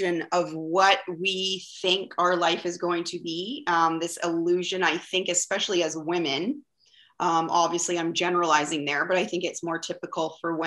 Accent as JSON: {"language": "English", "town": "Vancouver", "region": "British Columbia", "country": "Canada", "said": "I'm from Vancouver, BC, Canada, and it is a gorgeous day here."}